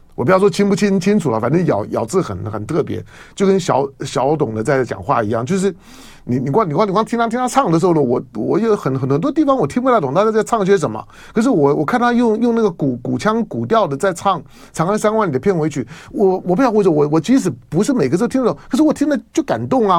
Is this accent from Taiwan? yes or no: yes; Taiwan; 我在台湾呢，我爱台湾，我在这地方土生土长啊，一草一，一木，一人一物啊